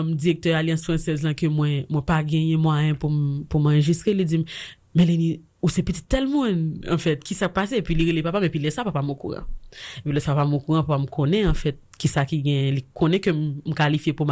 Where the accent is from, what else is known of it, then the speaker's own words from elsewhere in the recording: Haiti; parce que je suis haïtien, parce que je suis femme, et parce que je suis vaudouisant